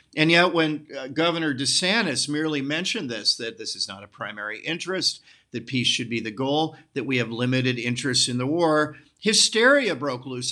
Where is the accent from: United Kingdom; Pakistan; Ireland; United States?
United States; I'm an American nationalist